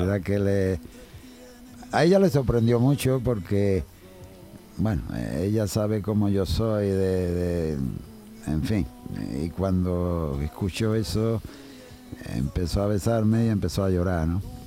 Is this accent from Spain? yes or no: yes; Jerez de la Frontera, Andalusia, Spain; el día 6 de agosto en mi tierra, en el Festival del Tío Pepe